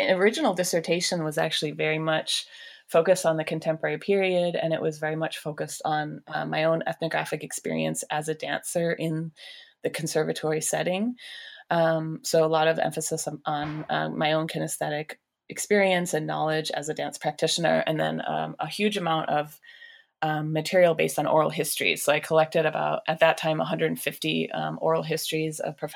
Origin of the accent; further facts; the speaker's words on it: Michigan, United States; I grew up in Michigan.